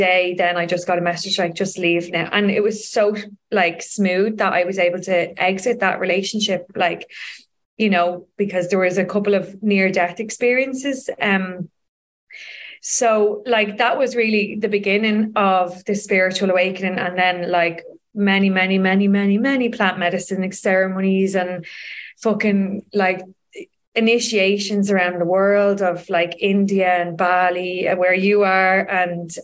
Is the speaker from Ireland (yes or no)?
yes; Dublin, Leinster, Ireland; I grew up in Donnymead